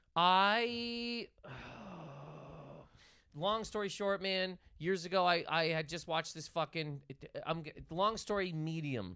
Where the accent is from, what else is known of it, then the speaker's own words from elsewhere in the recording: Nova Scotia, Canada; straight up Nova Scotia. Trailer Park Boys is from where I'm from